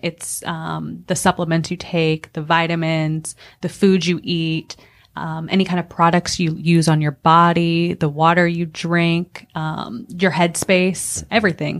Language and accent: English; Akron, Ohio, United States; now in Greenville, United States; I'm originally from Akron, Ohio.